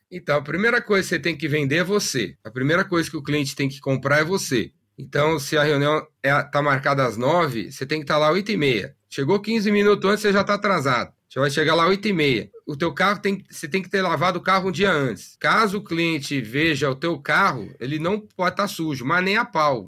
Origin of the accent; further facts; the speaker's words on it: São Paulo, Brazil; Eu nasci em São Paulo, na, na aclimação, sou da classe média